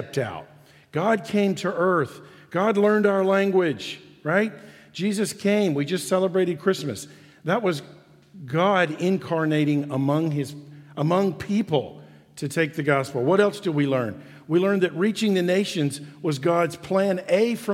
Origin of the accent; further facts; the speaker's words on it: Memphis, Tennessee, United States; I was born right here in Memphis.